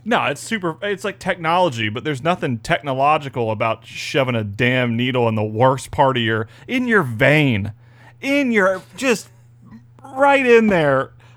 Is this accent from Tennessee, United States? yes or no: no; Florida, United States; It's good to be back in Florida.